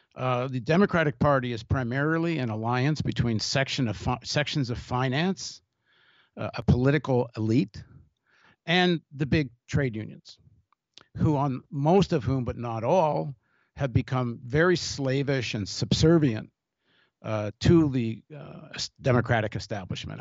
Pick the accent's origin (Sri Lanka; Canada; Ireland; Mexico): Canada; I grew up in Canada